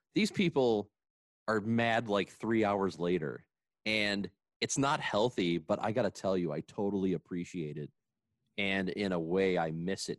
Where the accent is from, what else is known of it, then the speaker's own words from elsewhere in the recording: Granite City, Illinois, United States; growing up in Granite City.